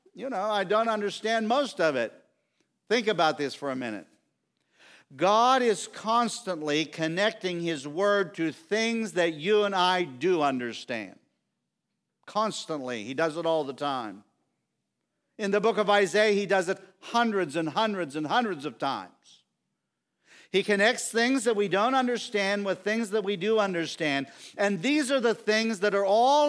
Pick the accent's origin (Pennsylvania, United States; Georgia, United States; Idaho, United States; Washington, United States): Pennsylvania, United States; Wooddale; I grew up here in Wooddale and I love the country. And I say, I'm from the Bullskin Township